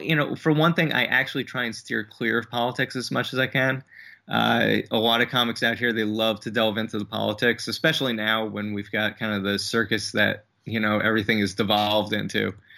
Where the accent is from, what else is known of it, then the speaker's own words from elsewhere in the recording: New Jersey, United States; moved away as an adult; also born or lived in Brooklyn, New York; originally, originally from New Jersey, but I moved out here from Brooklyn about, uh, three and a half years ago.